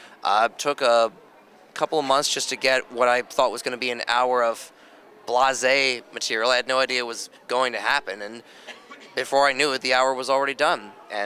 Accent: Bucks County, Southeastern Pennsylvania, United States; This is my hometown convention. Southeastern Pennsylvania, I'm a Bucks County boy, born and raised

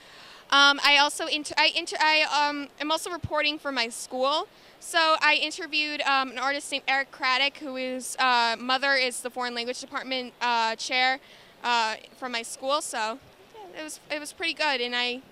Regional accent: Long Island, New York, United States; Lucas Valley, New York. It's in Nassau County.

